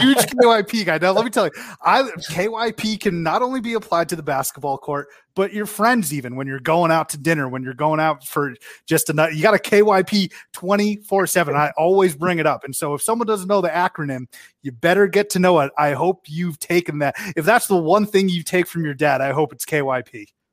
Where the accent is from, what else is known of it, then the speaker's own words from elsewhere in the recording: Westford, Massachusetts, United States; we're from Westford